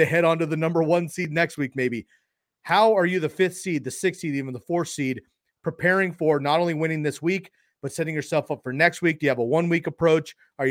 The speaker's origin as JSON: {"language": "English", "region": "California", "country": "United States", "tie": "born or raised there", "said": "I grew up in California"}